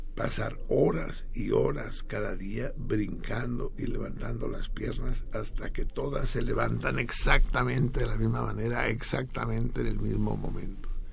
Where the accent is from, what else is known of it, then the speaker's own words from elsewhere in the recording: Mexico; como mexicanos